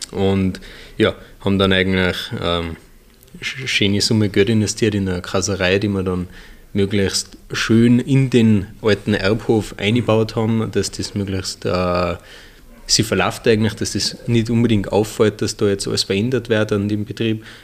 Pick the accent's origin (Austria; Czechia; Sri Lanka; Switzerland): Austria; Hopfgarten, Tyrol; ähm, wir sind eigentlich in Hopfgarten auf dem Benningberg aufgewachsen. Ähm, auf dem Bauernhof, haben wir ähm, zwei ältere Schwestern noch.